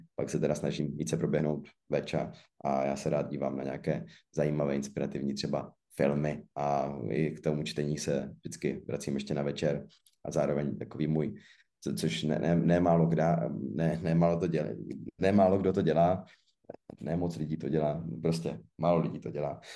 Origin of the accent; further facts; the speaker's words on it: Zlín, Zlín Region, Czechia; jsem ze Zlína, což prostě beru jako město Obuvy